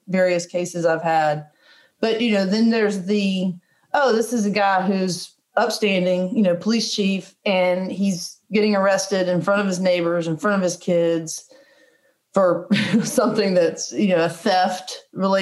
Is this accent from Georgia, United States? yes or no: yes; Powder Springs, Georgia, United States; also born or lived in Marietta, Georgia; I'm from Marietta, from Powder Springs. Every relative I have is within a 25 mile radius